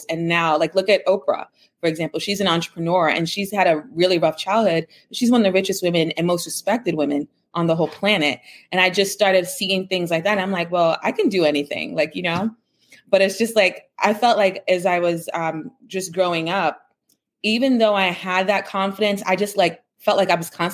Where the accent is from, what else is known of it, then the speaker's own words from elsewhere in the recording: New York City, New York, United States; I grew up in the Bronx. My grandparents were Cuban refugees. My parents are Jamaican immigrants. So I'm the first in my family born in the United States